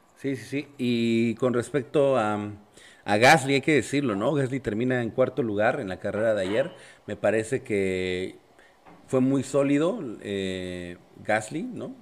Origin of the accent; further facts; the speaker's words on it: Mexico; no somos locales los mexicanos